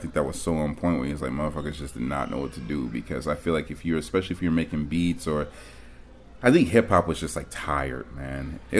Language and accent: English; Germany; born there; I was born in Germany, and my pops was in the Air Force.